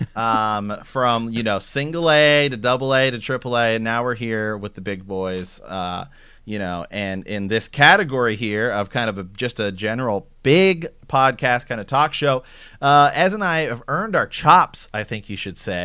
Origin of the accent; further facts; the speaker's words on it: Ohio, United States; now in Portland, United States; I'm from Ohio